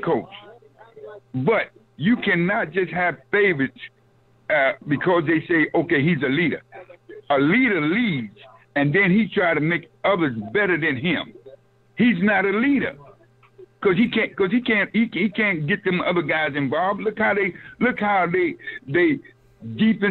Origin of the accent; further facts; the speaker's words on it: New York City, New York, United States; now in South Carolina, United States; I'm from Brooklyn. I'm an old head, but I live in South Carolina.